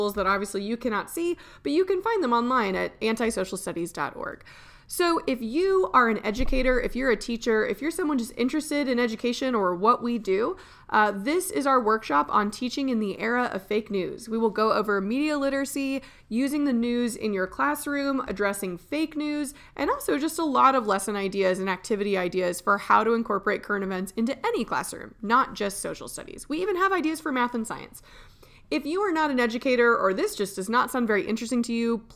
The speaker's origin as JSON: {"language": "English", "town": "Austin", "region": "Texas", "country": "United States", "tie": "born or raised there", "said": "my hometown of Austin"}